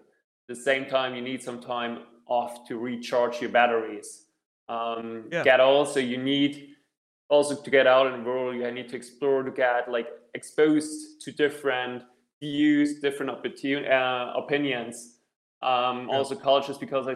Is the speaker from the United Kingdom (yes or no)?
no; Germany; also born or lived in Hong Kong / Cape Town, South Africa / Zurich, Switzerland; now in Vienna, Austria; I'm originally from Germany, having lived in Hong Kong, Cape Town, and also in Zurich